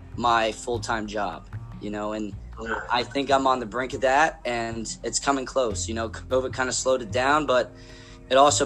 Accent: South Plainfield, New Jersey, United States; I wear that South Plainfield badge with honor

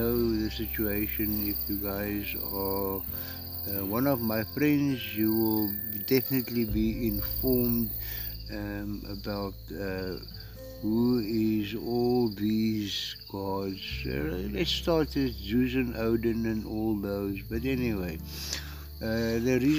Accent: South Africa; first language Afrikaans; English is a second language; I am a South African. Ek is Suid-Afrikaner. Ek is Suid-Afrikaner. Ek is gebore in Suid-Afrika. My moedertaal is Afrikaans

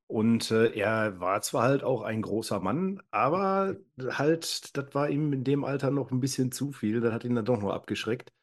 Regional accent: inner Ruhr area, North Rhine-Westphalia, Germany; gebürtig komme ich weiter aus dem Pottinneren.

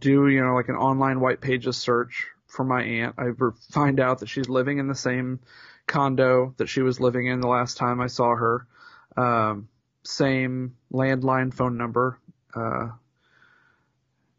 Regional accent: Indianapolis, Indiana, United States; born or raised there

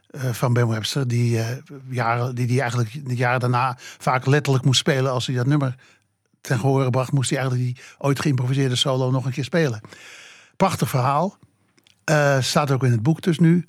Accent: Amsterdam, North Holland, Netherlands; Ik ben opgegroeid in de Watergraafsmeer

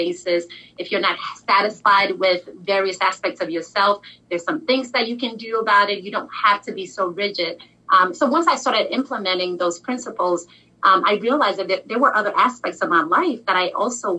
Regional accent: Nigeria; I'm Nigerian

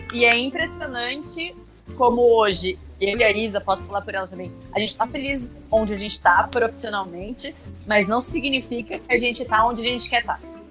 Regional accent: interior of São Paulo, Brazil; moved away as an adult; now in Curitiba, Brazil; Sou do interior de São Paulo. Hoje moro em Curitiba, porque vim para cá fazer engenharia civil e fiquei

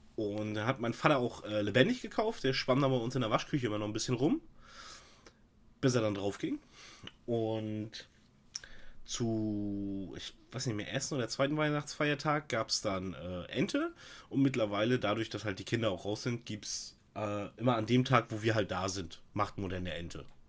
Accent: East Germany, Germany; bin halt kein Wessi

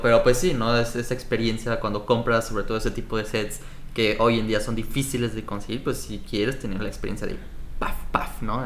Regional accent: Mexico; now in Montreal, Canada; Como mexicano, niño mexicano

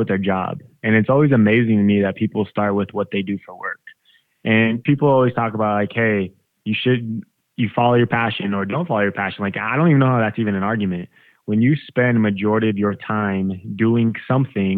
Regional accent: Colorado, United States; I grew up in Colorado

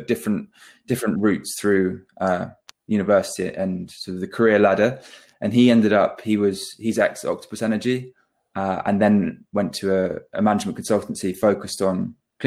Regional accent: Devon, South West England, United Kingdom; we're both originally from the Southwest, born in Devon.

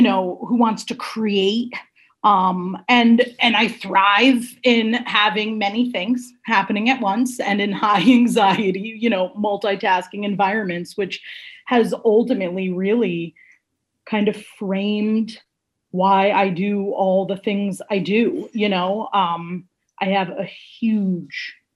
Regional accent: Shelton, Connecticut, United States; also born or lived in Stratford; we grew up in Shelton

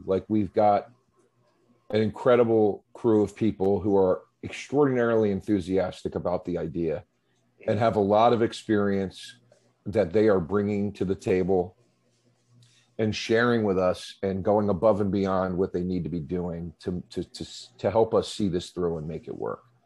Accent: Philadelphia, Pennsylvania, United States; moved away; growing up on the East Coast in the Philadelphia area

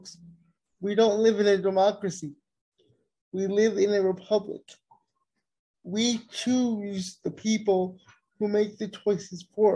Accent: United States; We have a responsibility as Americans

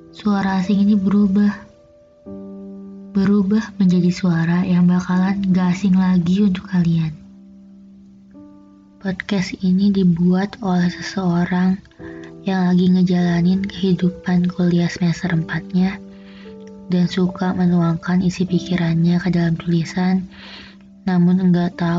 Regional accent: Jakarta, Indonesia; born there; Di tahun 2020 ini umur gue bakal menginjak kepala dua. Lahir di Jakarta tanggal 15 September, kelahiran tahun

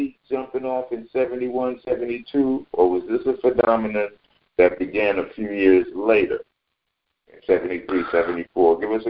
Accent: New York City, New York, United States; I grew up in Harlem

